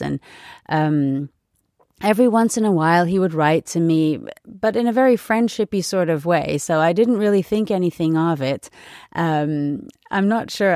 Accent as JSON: {"language": "English", "country": "United States", "moved": "yes", "lives_now": "Europe", "said": "being an American and having lived there for several years"}